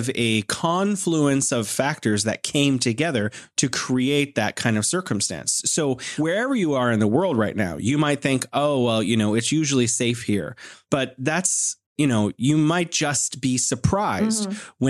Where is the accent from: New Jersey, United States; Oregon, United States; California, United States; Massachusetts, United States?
California, United States; I'm from California